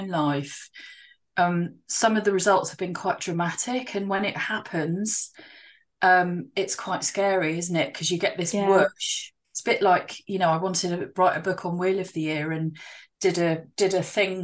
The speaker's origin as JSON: {"language": "English", "area": "Dartmoor", "region": "South West England", "country": "United Kingdom", "tie": "born or raised there", "said": "I grew up on Dartmoor, so I grew up in the middle of, you know, this massive national park"}